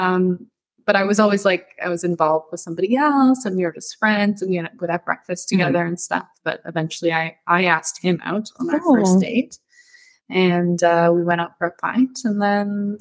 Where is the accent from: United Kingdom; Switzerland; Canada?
Canada; moved away as an adult; also born or lived in Toronto / Ireland; now in Doha, Qatar; I'm Canadian